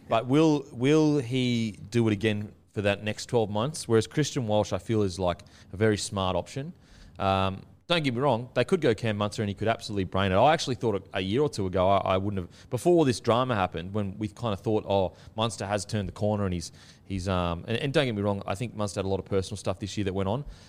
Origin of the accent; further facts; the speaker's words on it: Gold Coast, Queensland, Australia; I'm from the Gold Coast, so I'm used to, like, thongs, you know, the beach, and just very outdoorsy